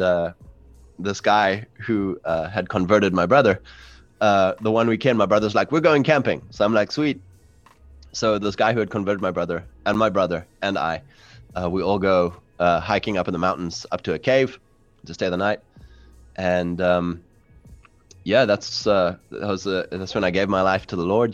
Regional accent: South Africa; I'm from South Africa, um, fourth generation English settlers

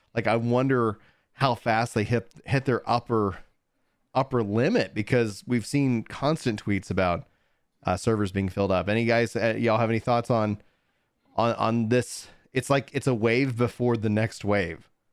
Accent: East Texas, United States; I, I was born in East Texas

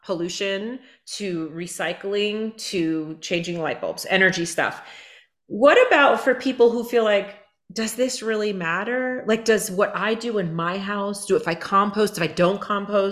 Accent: Hudson Valley, New York, United States; I grew up in the Hudson Valley in New York

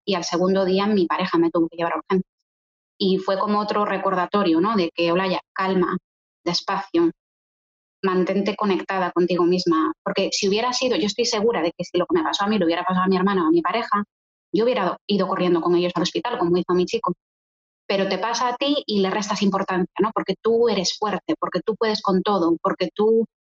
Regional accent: Galicia, Spain; moved away as an adult; now in Poland; Yo soy gallega, tengo 30 años, llevo 10 viviendo en Polonia

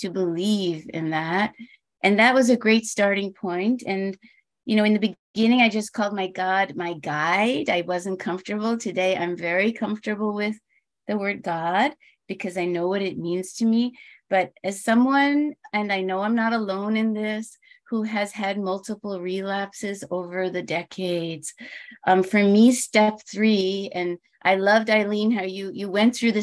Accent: New York, United States; now in California, United States; I'm from New York

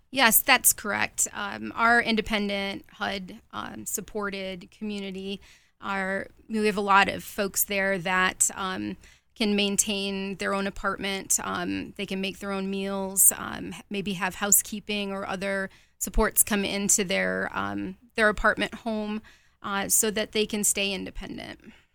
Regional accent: Rochester, New York, United States; moved away; also born or lived in Virginia; I am from Rochester, New York

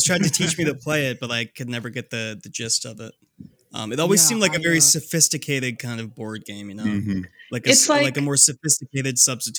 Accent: United States; I've never been to the UK. So as an American, my point of reference is like a weekend in East Hampton

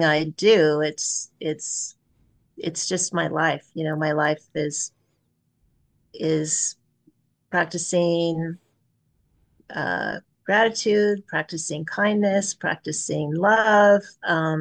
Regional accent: Pleasant Hill, California, United States; I grew up in Pleasant Hill, California, not far from, just over the hill from Lafayette

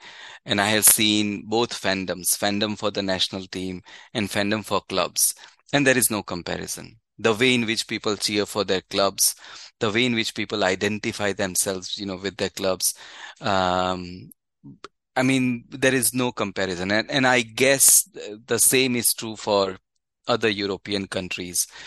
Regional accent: Ahmedabad, Gujarat, India; moved away; I'm from Ahmedabad, so, you know, the home of Gujarat Titans

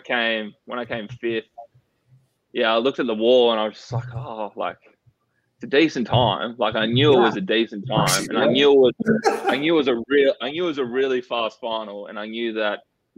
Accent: Perth, Western Australia, Australia; I'm from WA, so Perth, and we moved from Perth because like the COVID restrictions in Perth

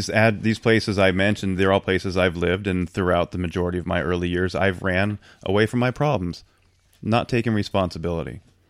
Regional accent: Tacoma, Washington, United States; born there; So I was born in Tacoma in 74

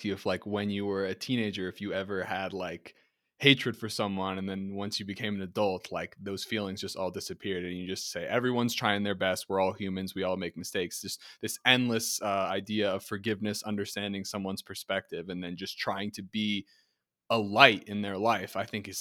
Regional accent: New Jersey, United States; I'm college educated from New Jersey.

